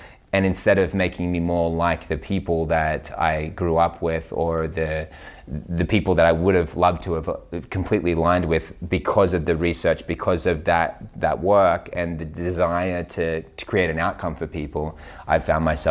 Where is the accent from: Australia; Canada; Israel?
Australia; Newcastle, New South Wales; In Australia, Newcastle.